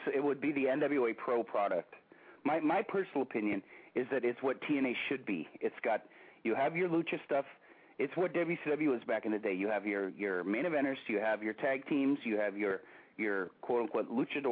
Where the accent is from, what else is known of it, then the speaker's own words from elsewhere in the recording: San Francisco territory, California, United States; I'm from, I grew up in the San Francisco territory